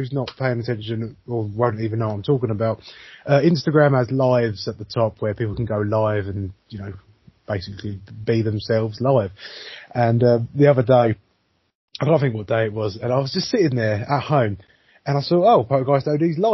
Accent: England, United Kingdom; we're silly English people

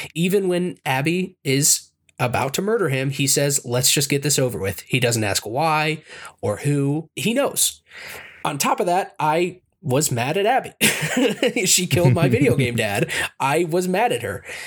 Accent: United States; I'm an American

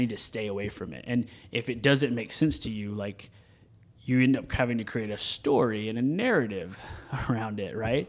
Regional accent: the South, United States; we're from the South

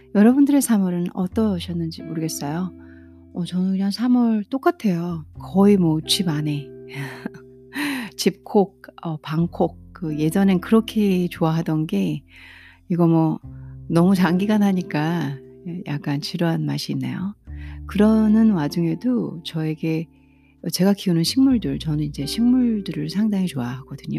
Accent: South Korea; first language Korean; 한국말이 제 모국어잖아요

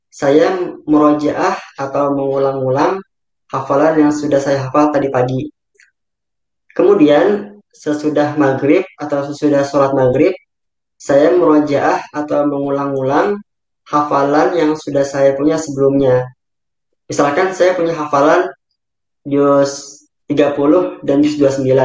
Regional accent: Bekasi, West Java, Indonesia; Kemudian asal saya dari Bekasi.

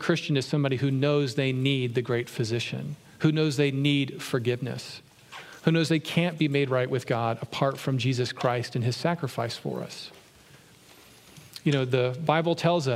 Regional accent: Virginia, United States; when I grew up in Virginia

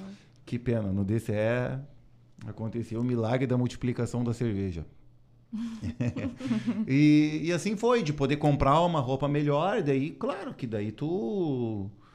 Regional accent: Gaúcho, Rio Grande do Sul, Brazil; eu sou gaúcho

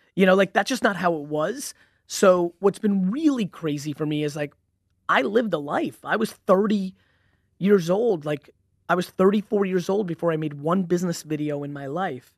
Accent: Edison, New Jersey, United States; also born or lived in Belarus / Queens, New York; I grew up in, you know, I really grew up in Edison, New Jersey

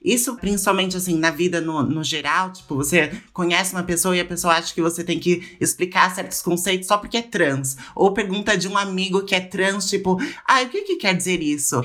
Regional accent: São Paulo, Brazil; now in Lausanne, Switzerland; Eu moro na Suíça atualmente, mas eu sou de São Paulo, da capital

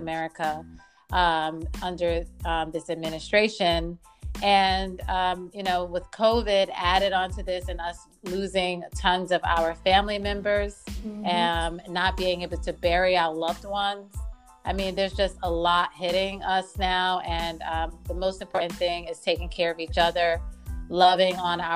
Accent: New York City, New York, United States; I was raised by a single mother in Harlem and the Bronx.

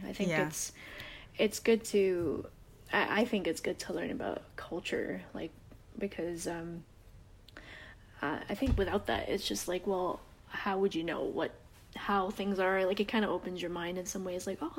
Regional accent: Canada; accent: Canadian; moved away as an adult; also born or lived in United States; I have the Canadian accent

